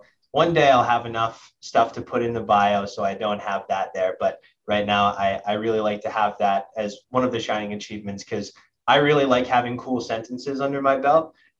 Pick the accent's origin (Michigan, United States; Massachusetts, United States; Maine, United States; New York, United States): Massachusetts, United States; Boston; I'm from Boston, just north, one of the suburbs a little bit north of Boston.